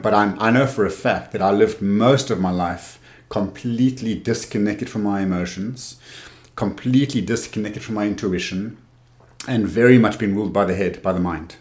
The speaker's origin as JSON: {"language": "English", "town": "Cape Town", "region": "Western Cape", "country": "South Africa", "tie": "born or raised there", "also_born_or_lived": "Windhoek, Namibia", "said": "I moved to Cape Town when I was eight years old"}